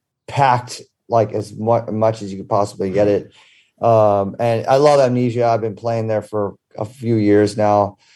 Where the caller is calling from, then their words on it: Ibiza, Balearic Islands, Spain; In sunny Ibiza.